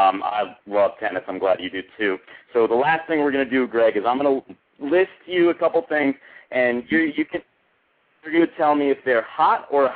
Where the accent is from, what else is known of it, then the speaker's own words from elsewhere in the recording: Connecticut, United States; He's from Connecticut, and I'm from Connecticut, so a little hometown love.